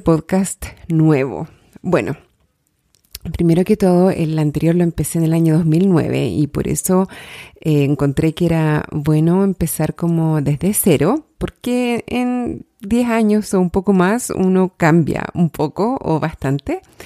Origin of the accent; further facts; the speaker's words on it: Chile; soy chilena, soy life coach, vivo en Santiago de Chile